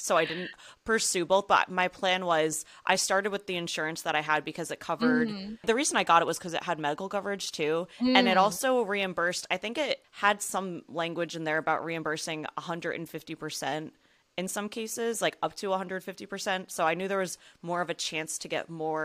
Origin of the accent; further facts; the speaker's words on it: New Jersey, United States; I was born and raised in New Jersey.